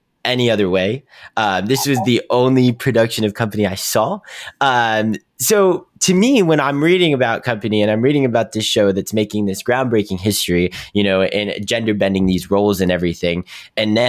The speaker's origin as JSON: {"language": "English", "town": "Pittsburgh", "region": "Pennsylvania", "country": "United States", "said": "I'm from Pittsburgh"}